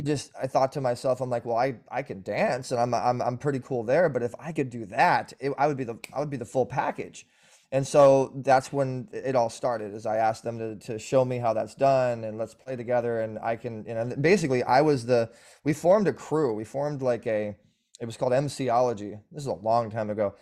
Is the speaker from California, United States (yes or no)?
yes; Orange County, California, United States; born and raised in, uh, the O C bubble